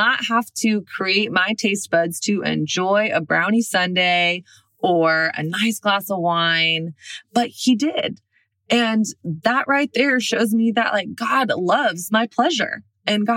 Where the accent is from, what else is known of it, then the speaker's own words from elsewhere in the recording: the South, United States; moved away; also born or lived in Brooklyn; I'm from the South.